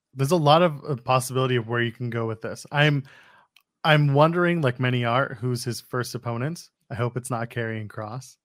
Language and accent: English; Ottawa, Ontario, Canada; Ottawa, Canada, my hometown